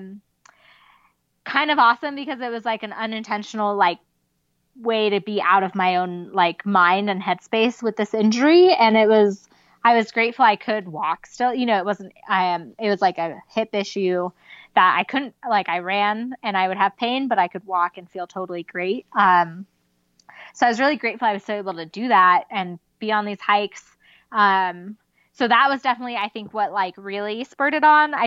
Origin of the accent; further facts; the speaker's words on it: Southern California, United States; now in Mammoth Lakes, United States; I grew up in Southern California